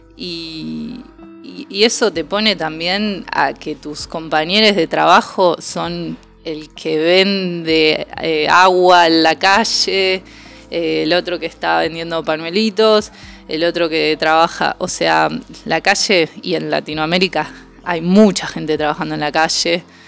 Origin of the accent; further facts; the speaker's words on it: Argentina; como argentines